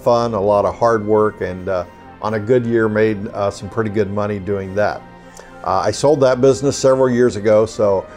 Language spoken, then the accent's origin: English; Southeast Kansas, United States; moved away as an adult; also born or lived in St. Louis area; now in Cincinnati, United States; I grew up in Southeast Kansas, went to college there, and became a teacher